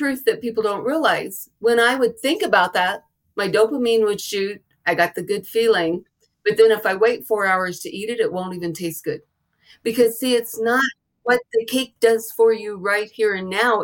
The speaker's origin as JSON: {"language": "English", "region": "the South", "country": "United States", "tie": "born or raised there", "said": "I was raised in the South"}